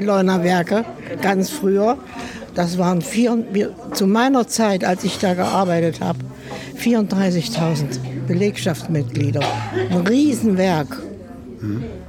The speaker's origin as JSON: {"language": "German", "region": "Central Germany", "country": "Germany", "also_born_or_lived": "Ludwigshafen", "moved": "as an adult", "lives_now": "Mülheim an der Ruhr, Germany", "said": "Ich komme eigentlich aus Mitteldeutschland. Ich bin 51 erst nach Westdeutschland durch meine Verheiratung gekommen"}